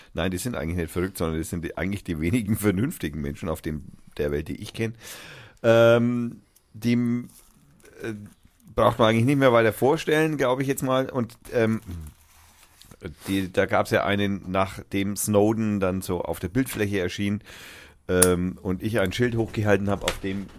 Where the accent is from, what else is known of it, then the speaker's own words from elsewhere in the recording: Franconia, Bavaria, Germany; Ich bin aus Franken